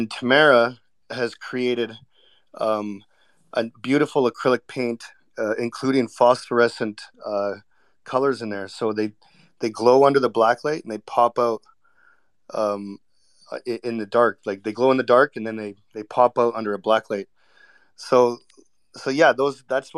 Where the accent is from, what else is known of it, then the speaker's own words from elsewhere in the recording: Vancouver, British Columbia, Canada; I was born and raised in Vancouver